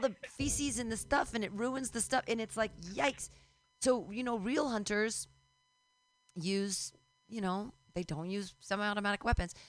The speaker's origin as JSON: {"language": "English", "region": "California", "country": "United States", "said": "I'm a crunchy fucking granola Californian over here"}